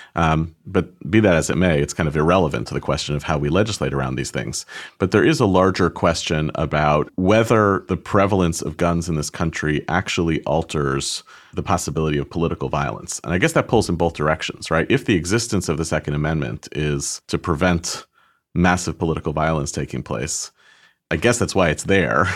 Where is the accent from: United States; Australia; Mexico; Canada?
United States; as American Jews